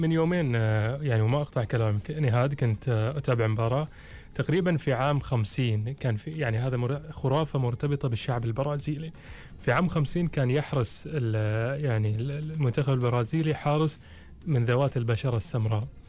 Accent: Oman; عندنا في عمان

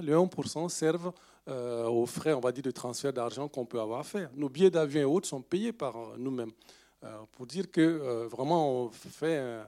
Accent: Bobo-Dioulasso, Hauts-Bassins, Burkina Faso; first language Dioula; French is a second language; moved away; c'est ma langue en fait euh, maternelle, si on peut le dire. Je suis né dans cette région. Je suis né à Bobo du Lasso

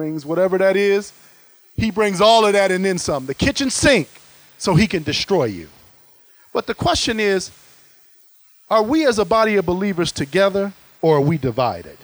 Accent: Ohio, United States; I'm from Ohio

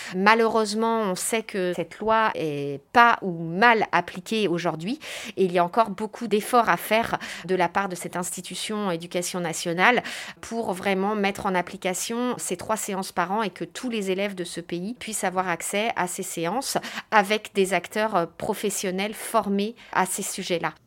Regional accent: France; chez nous en France

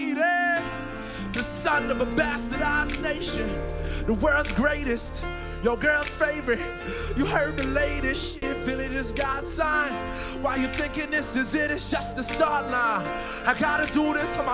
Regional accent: St. Lucia; I am from St. Lucia

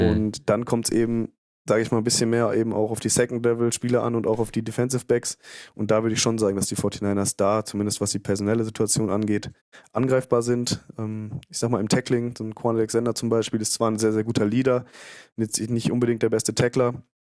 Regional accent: Bielefeld, North Rhine-Westphalia, Germany; ich komme aus Bielefeld

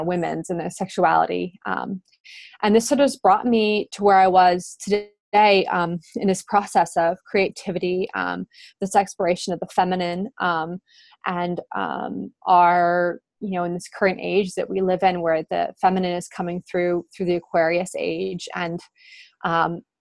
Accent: Albuquerque, New Mexico, United States; I grew up in Albuquerque, New Mexico, in the United States

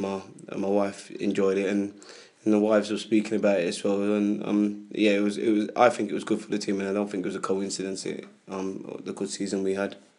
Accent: London, United Kingdom; I grew up in Hackney

